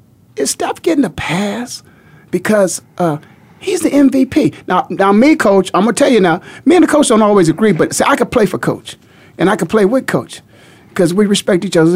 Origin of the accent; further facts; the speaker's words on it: Canton, Ohio, United States; also born or lived in Cleveland, Ohio; now in Phoenix, United States; I'm from the Ohio. I love the state, the heart of it all, Ohio, from that hometown of Canton